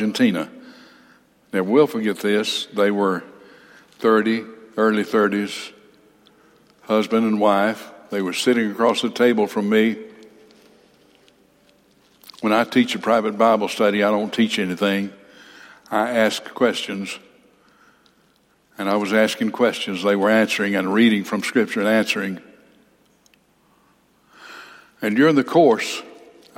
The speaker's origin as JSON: {"language": "English", "town": "Huntsville", "region": "Alabama", "country": "United States", "tie": "born or raised there", "said": "my hometown, Huntsville, Alabama"}